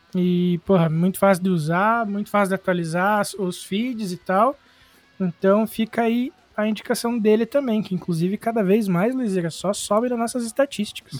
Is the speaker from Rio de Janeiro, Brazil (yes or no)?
no; Irati, Paraná, Brazil; eu sou de Irati, no Paraná